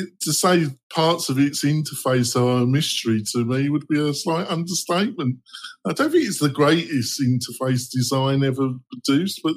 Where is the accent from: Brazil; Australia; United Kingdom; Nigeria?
United Kingdom; England; Maybe I'm English.